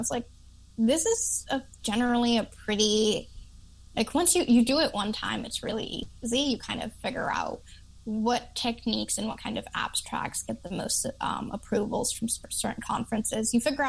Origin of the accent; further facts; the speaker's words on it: Chicago, Illinois, United States; I didn't realize that I talk really fast because I'm from Chicago.